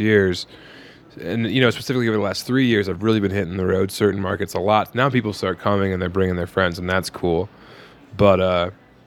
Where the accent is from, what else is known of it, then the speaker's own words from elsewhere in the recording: Colorado, United States; my home state